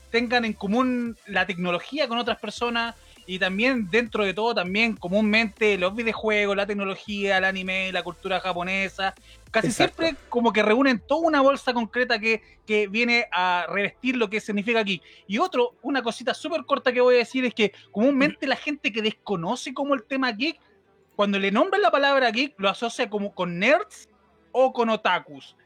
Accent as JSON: {"language": "Spanish", "region": "Valparaíso", "country": "Chile", "said": "soy de Valparaíso"}